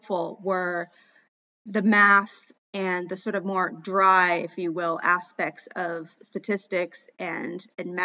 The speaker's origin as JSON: {"language": "English", "region": "Maine", "country": "United States", "tie": "born or raised there", "also_born_or_lived": "Ecuador / Mozambique", "moved": "as an adult", "said": "for me, growing up in Maine"}